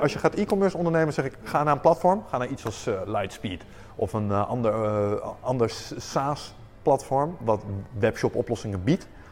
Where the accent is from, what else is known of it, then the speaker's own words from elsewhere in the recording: Netherlands; wij zijn Nederlanders